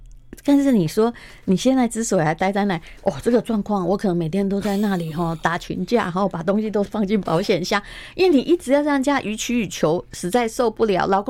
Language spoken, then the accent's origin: Chinese; Taiwan; 那为什么你先生对我们台湾人至少是说男生要挺起胸膛